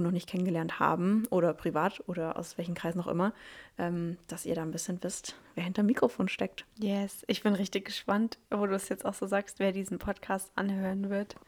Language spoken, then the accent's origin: German; near Stuttgart, Baden-Württemberg, Germany; also born or lived in Reutlingen; ich bin 26, ich komme aus der Nähe von Stuttgart.